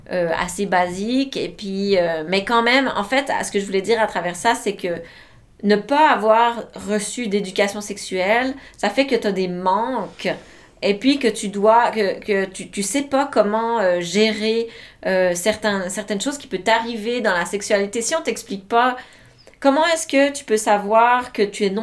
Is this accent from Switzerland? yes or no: yes; Switzerland; also born or lived in Quebec; now in Canada; grandi en Suisse